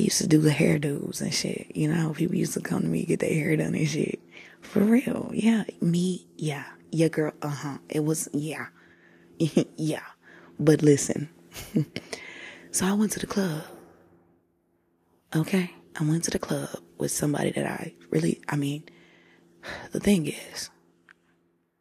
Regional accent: Tulsa, Oklahoma, United States; I'm from Tulsa

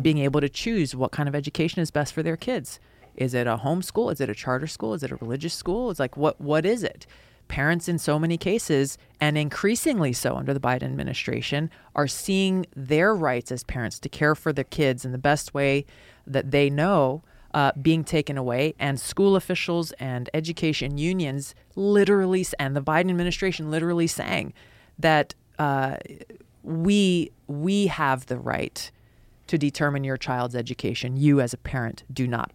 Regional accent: Hawaii, United States; a kid growing up in Hawaii who loved martial arts

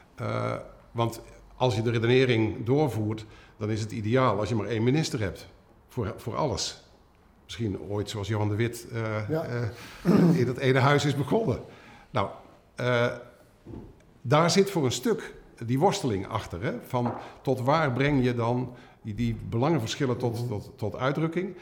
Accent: Culemborg, Gelderland, Netherlands; Ik, ik ben geboren in Culemborg, een klein stadje.

